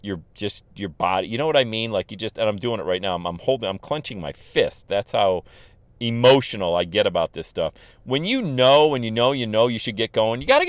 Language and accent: English; Bradford, Pennsylvania, United States; I'm from Bradford, Pennsylvania.